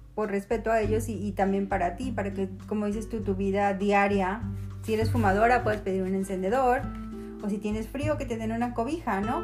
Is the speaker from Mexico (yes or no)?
yes; Mexico; moved away as an adult; now in Canada; como crecimos con ellas en México